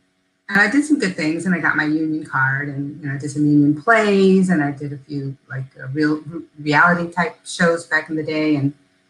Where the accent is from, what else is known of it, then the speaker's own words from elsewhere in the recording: Chicago, Illinois, United States; moved away as an adult; now in Atlanta, United States; I am from Chicago.